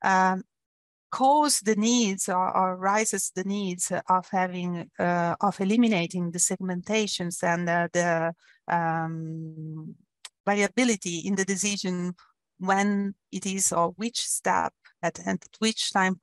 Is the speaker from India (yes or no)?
no; Italy; moved away as an adult; also born or lived in Germany; now in Zurich, Switzerland; I come from Italy. I studied in Italy